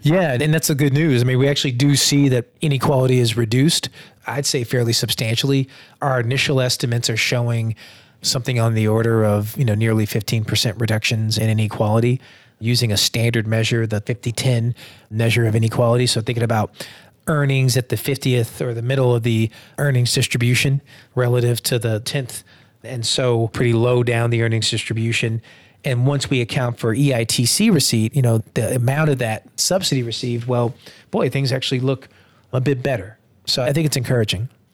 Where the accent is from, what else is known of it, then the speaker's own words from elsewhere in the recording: Durham, North Carolina, United States; moved away; also born or lived in Atlanta, Georgia / Washington, District of Columbia, United States; back in my hometown of Durham, North Carolina